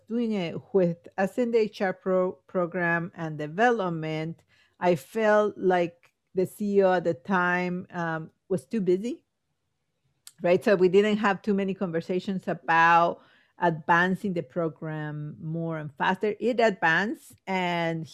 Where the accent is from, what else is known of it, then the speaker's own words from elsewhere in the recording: Guatemala; now in United States; I'm from Guatemala